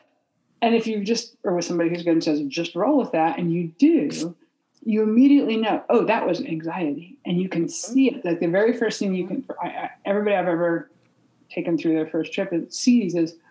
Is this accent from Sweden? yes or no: no; Humboldt County, California, United States; I grew up in Humboldt County in the '70s where all the marijuana was